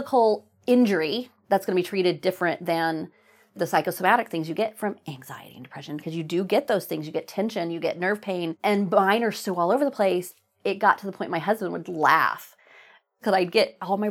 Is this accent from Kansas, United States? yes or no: no; Oklahoma, United States; moved away as an adult; also born or lived in New England; I used to be embarrassed that I was from Oklahoma. It was the 90s when I was in high school